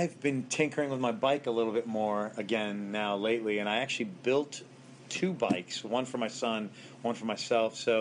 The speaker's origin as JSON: {"language": "English", "region": "East Coast", "country": "United States", "tie": "born or raised there", "moved": "as an adult", "said": "I grew up on the East one, and I lived most of my 20s"}